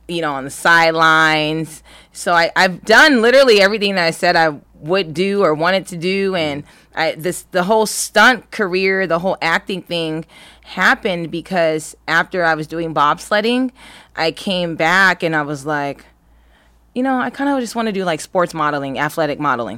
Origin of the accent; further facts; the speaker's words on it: Los Angeles County, California, United States; also born or lived in Berkeley, California; I'm from Los Angeles County.